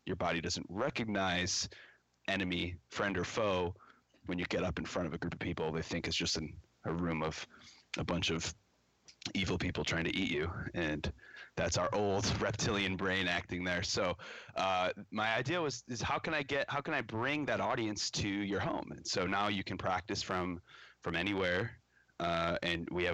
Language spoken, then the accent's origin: English; Chicago, Illinois, United States; I'm based out of Chicago, Illinois, born and raised in the Chicagoland area